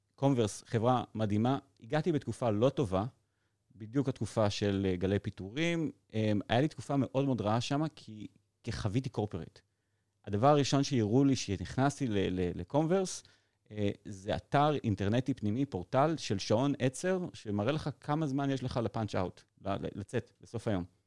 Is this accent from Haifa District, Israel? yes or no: no; Modi'in-Maccabim-Re'ut, Central District, Israel; גדלתי ברעות